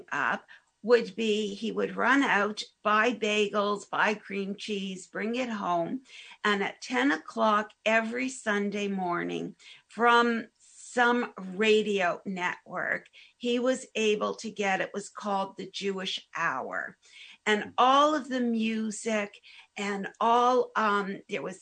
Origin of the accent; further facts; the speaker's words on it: Hamilton, Ontario, Canada; growing up in Hamilton, there was the Orthodox community